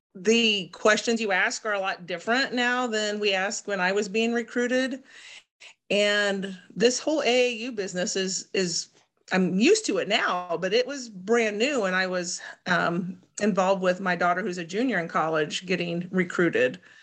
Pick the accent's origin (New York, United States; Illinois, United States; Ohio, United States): Illinois, United States; Sullivan; growing up in Sullivan, our home church was in Mattoon.